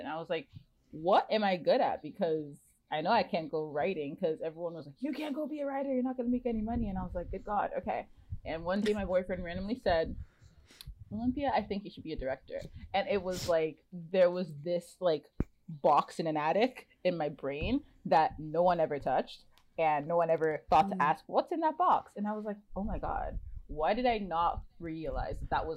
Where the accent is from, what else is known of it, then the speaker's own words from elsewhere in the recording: Nigeria; moved away as an adult; also born or lived in Ontario, Canada; now in Vancouver, Canada; I'm Nigerian and I moved here 8 years ago.